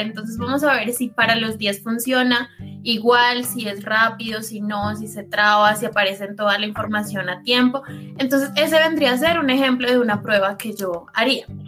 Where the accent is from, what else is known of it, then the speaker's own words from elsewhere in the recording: Bogotá, Colombia; moved away as an adult; now in Envigado, Colombia; yo soy de Bogotá. Nací en el sur de Bogotá, específicamente Usme, y ahorita mismo estoy viviendo en Envigado, Antioquia